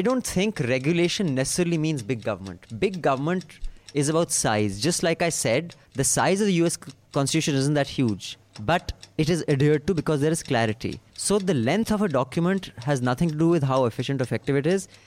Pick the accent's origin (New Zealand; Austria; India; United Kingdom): India; we're both Indian